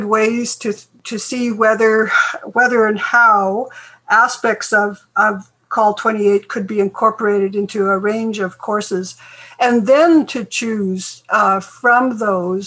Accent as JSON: {"language": "English", "region": "Northeast British Columbia", "country": "Canada", "said": "I'm from Saulteaux First Nation, which is in Treaty 8 territory in Northeast British Columbia"}